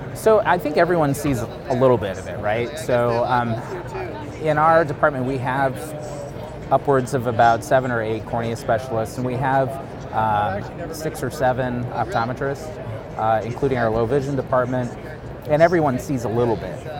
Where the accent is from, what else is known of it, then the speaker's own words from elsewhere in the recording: Wyoming, United States; moved away as an adult; also born or lived in Upper Michigan / Grand Forks, North Dakota / Southern California; was born in Upper Michigan, but raised in Wyoming, um, state of Wyoming